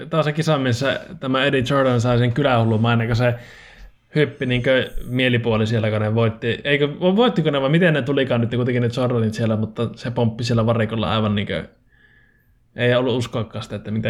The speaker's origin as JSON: {"language": "Finnish", "town": "Oulu", "region": "North Ostrobothnia", "country": "Finland", "said": "mäkin olen oululainen itse"}